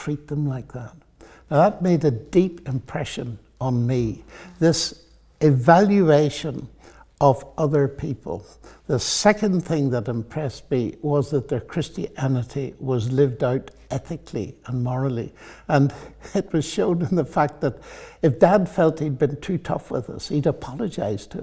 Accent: Northern Ireland, United Kingdom; moved away; also born or lived in Oxford, England; I'm from Northern Ireland.

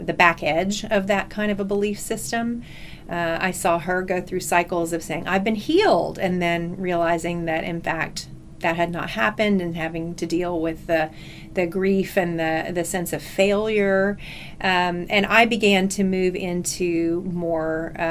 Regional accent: North Texas, United States; also born or lived in Alabama / Houston / Dallas; I was actually born in Alabama, but at this point, I've been here since I was 3 years old in Texas, so I think I need to claim that I am, in fact, a Texan, and was raised in Texas

